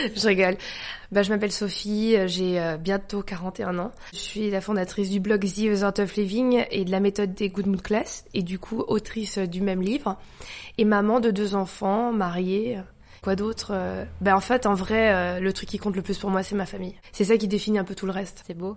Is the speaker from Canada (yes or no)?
no; France; also born or lived in Paris 13th arrondissement (birth); Je suis née en France, ma mère a passé son temps à me rabâcher j'étais française. J'étais dans une école privée catho française, dans un bled français